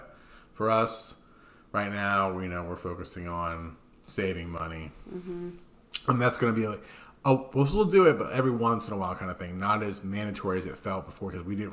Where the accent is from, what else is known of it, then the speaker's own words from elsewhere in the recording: New Jersey, United States; also born or lived in Trenton area, New Jersey; now in Mount Laurel, United States; We're from New Jersey. We just moved from kind of central New Jersey to more South Jersey.